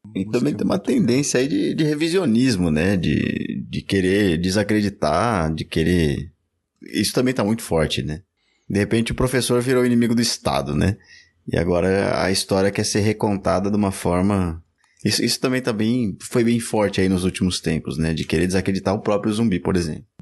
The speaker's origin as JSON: {"language": "Portuguese", "region": "São Paulo", "country": "Brazil", "tie": "born or raised there", "said": "No Lausanne Paulista ali, é. Eu, eu era um pouco mais profundo ali"}